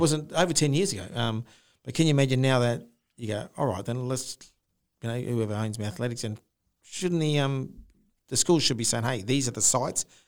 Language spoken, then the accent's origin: English; Darwin, Northern Territory, Australia; moved away; I grew up in Darwin